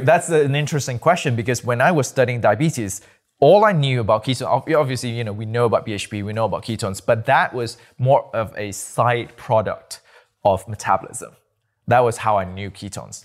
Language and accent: English; Malaysia; moved away; also born or lived in Nottingham, United Kingdom; I'm from Malaysia, born and bred